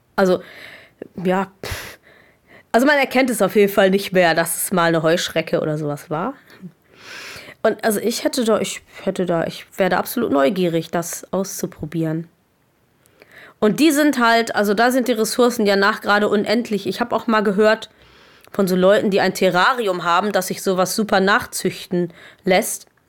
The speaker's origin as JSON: {"language": "German", "country": "Germany", "said": "bei uns in Deutschland"}